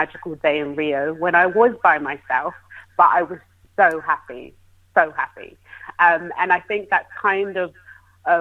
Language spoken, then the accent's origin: English; United Kingdom; as a Brit